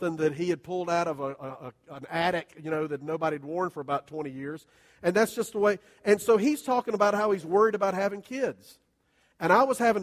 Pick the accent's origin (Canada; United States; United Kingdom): United States; Southern; we're all Southern churchgoers